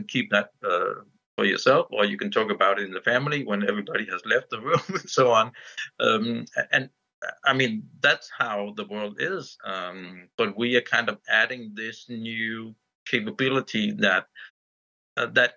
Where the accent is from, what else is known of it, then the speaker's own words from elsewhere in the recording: Denmark; I'm from Denmark